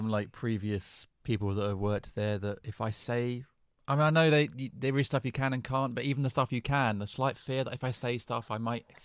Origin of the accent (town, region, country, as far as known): United Kingdom